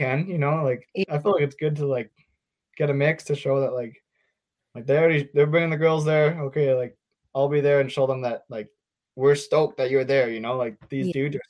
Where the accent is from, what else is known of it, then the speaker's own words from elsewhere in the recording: Whistler, British Columbia, Canada; growing up in Whistler is probably the coolest thing ever.